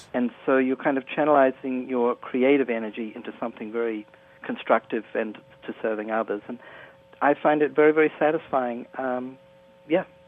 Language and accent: English; New Zealand; I'm from New Zealand, and uh, I was a student there at, at university in 1975